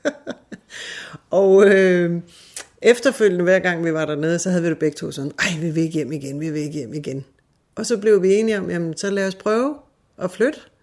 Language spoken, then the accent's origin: Danish; Fredensborg, Capital Region of Denmark, Denmark; moved away as an adult; also born or lived in Hillerød / Hobro; now in Spain; Altså, jeg er født her i Hillerød, og øh, så flyttede vi til Hobro, da jeg ikke var særlig gammel, og så havnede vi i Fredensborg, hvor jeg havde den største del af min opvækst